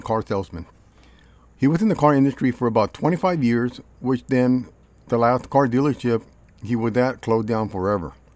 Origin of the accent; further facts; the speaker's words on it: Los Angeles, California, United States; I was born in Los Angeles